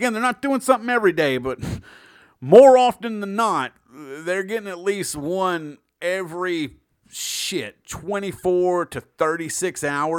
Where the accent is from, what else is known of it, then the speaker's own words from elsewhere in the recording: Russia; accent: Russian; I like being in Europe because my Russian accent kind of covers a lot of them.